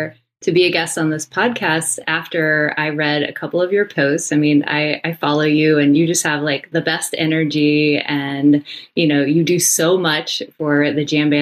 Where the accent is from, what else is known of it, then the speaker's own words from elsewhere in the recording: East Coast, United States; moved away as an adult; also born or lived in Colorado; So I had just moved to Colorado when Bonnaroo was announced, and I'm from the East Coast.